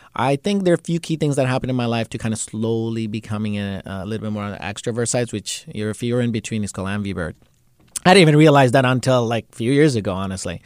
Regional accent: Bangladesh; And he's from same place I'm from, Bangladesh

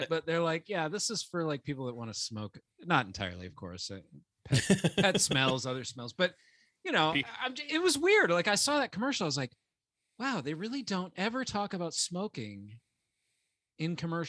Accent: Cape Coral, Florida, United States; I grew up in Cape Coral, Fort Myers area. It's just Southwest Florida, still Gulf Coast.

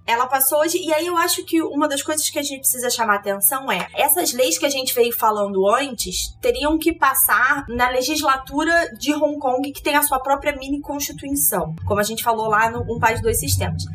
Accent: Rio de Janeiro, Brazil; eu sou carioca

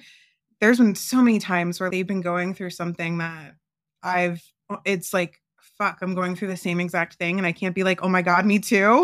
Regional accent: Florida, United States; moved away as an adult; now in Phoenix, United States; I'm from Florida, so I'm used to the heat

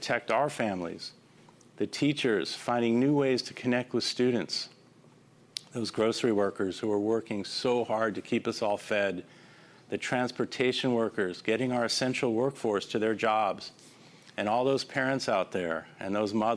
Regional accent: Los Angeles, California, United States; my hometown of Los Angeles

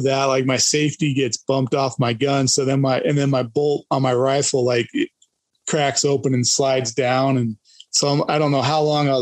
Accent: Idaho, United States; growing up in Idaho and hunting Idaho

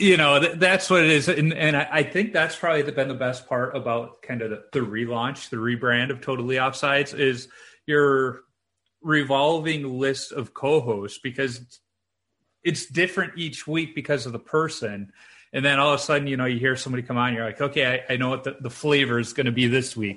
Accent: Chicago, Illinois, United States; growing up in Chicago, the park district had a few outdoor rinks

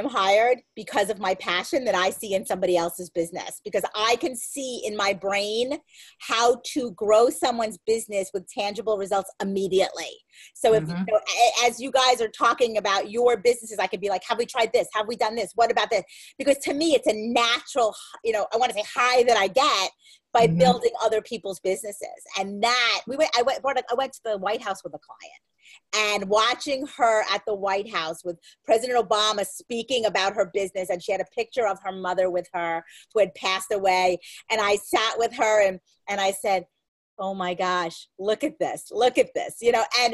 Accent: Merrick, New York, United States; I'm from Merrick

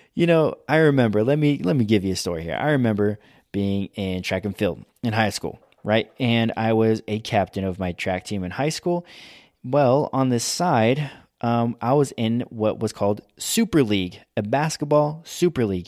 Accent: United States; we are American

